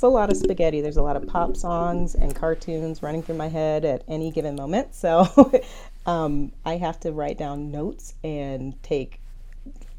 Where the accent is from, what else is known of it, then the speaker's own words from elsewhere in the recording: Detroit, Michigan, United States; I'm from Detroit